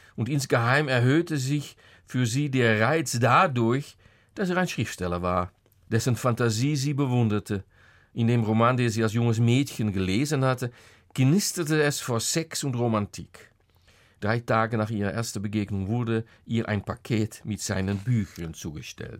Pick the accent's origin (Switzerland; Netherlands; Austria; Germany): Netherlands; German is a second language; als Holländer